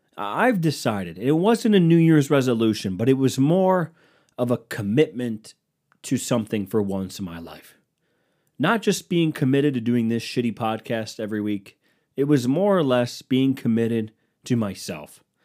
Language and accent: English; United States; I'm American